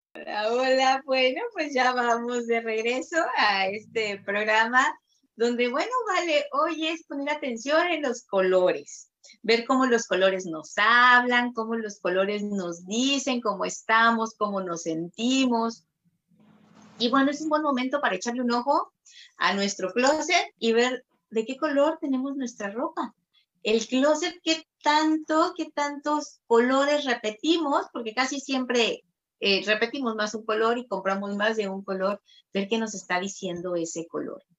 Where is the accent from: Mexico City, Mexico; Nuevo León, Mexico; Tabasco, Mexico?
Tabasco, Mexico; yo soy de Tabasco, eh, Tabasco, México